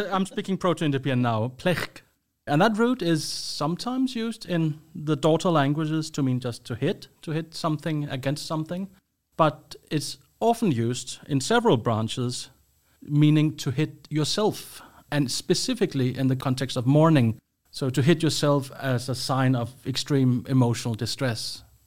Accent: Copenhagen, Capital Region of Denmark, Denmark; moved away as an adult; now in Sweden; I'm from Denmark, Copenhagen, but I've been living in Sweden for quite a while now

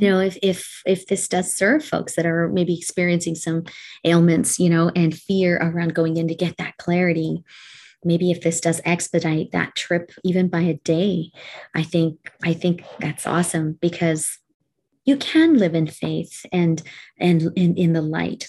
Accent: Canada; I'm Canadian. So we graduate speaking French

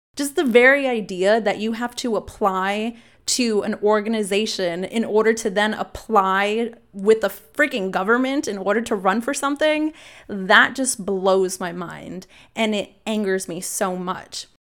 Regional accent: Austin, Texas, United States; I was born here in Austin, and while I, I lived with my mom off of Slaughter in South Austin

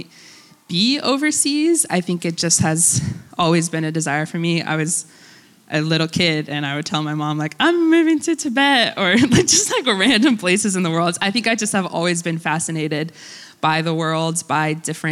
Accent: United States; first language Russian; English is a second language; they came to the States in 1991. And then I was born 4 years later. So I basically grew up in a Russian-speaking home. Russian was my first language.

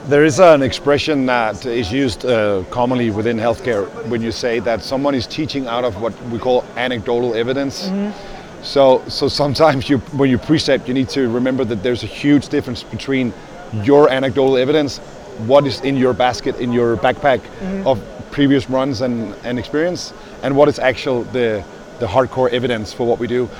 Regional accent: Denmark; moved away; I'm from Denmark.

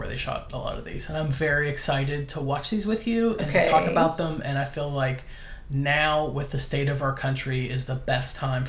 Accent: United States; I grew up near Pittsburgh.

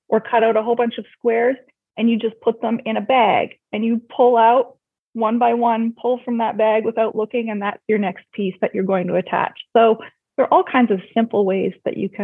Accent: Lindsay, Ontario, Canada; I grew up in a small town not far from Toronto, so about an hour away, called Lindsay, Ontario.

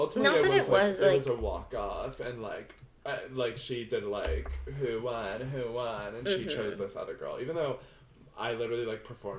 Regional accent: New Jersey, United States; Said I was from Jersey.

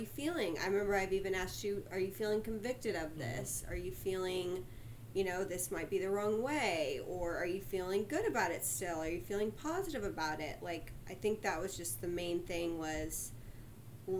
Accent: Sugar Land, Texas, United States; I grew up in Sugarland, Texas

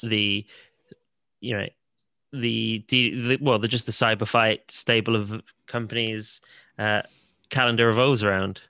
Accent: Salisbury, South West England, United Kingdom; my hometown of Salisbury

